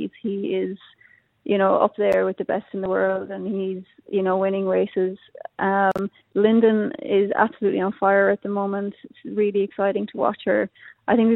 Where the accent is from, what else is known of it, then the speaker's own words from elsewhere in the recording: Ireland; accent: Irish; moved away as an adult; now in Australia; I still have my Irish accent